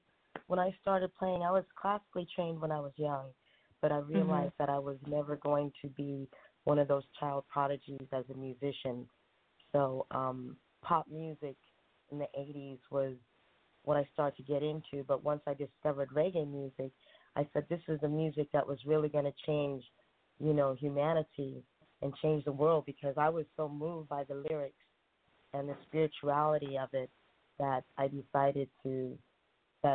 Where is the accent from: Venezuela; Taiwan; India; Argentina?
Taiwan; born there; I was born in Taiwan. My mother is Taiwanese and my father is Black American.